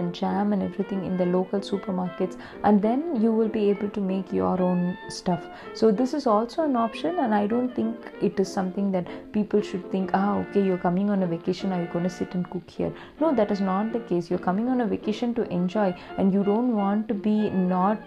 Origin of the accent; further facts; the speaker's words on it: India; I am an Indian vegetarian